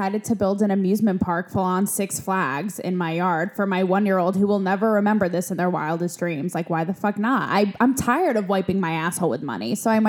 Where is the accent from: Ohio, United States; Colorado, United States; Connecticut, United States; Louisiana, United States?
Connecticut, United States; I grew up in Connecticut. So like, it was cute. It was posh, but like nowhere near Calabasas.